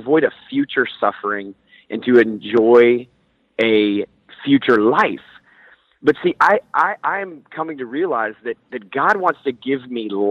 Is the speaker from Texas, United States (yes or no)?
yes; Houston, Texas, United States; who I grew up here in Houston